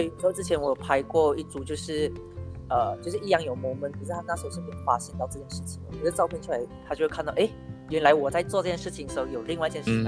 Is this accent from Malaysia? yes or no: yes; George Town, Penang, Malaysia; moved away as an adult; also born or lived in southern Malaysia; now in southern Peninsular Malaysia, Malaysia; 我本身是冰城人，然后现在我是在香港工作